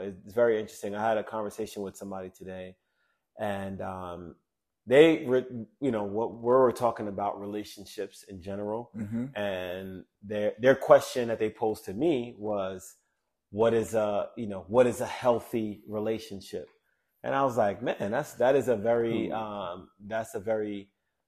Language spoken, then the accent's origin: English; Jamaica; I'm Jamaican, man.